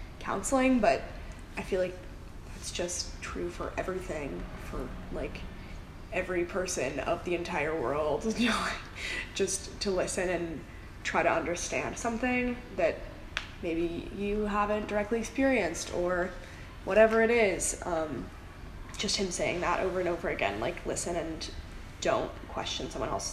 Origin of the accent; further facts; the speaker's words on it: Seattle, Washington, United States; moved away as an adult; also born or lived in Colorado Springs, Colorado; me being from Seattle